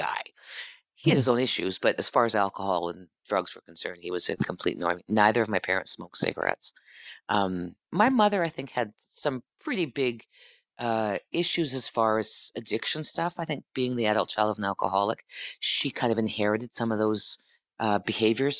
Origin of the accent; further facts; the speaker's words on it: Sault Ste. Marie, Ontario, Canada; moved away as an adult; I grew up in Northern Ontario.